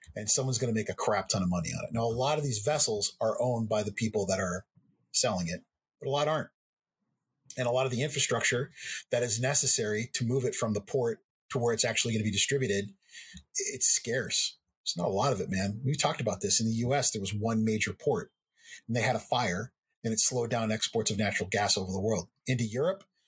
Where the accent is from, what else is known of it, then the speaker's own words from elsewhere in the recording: Lubbock, Texas, United States; I was born in Lubbock